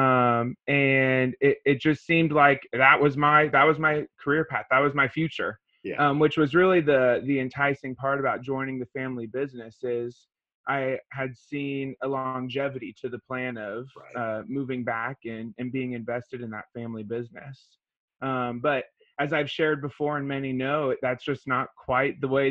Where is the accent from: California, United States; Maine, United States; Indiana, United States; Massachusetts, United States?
Indiana, United States; Ferdinand; moved away as an adult; now in Washington State, United States; I grew up in Indiana.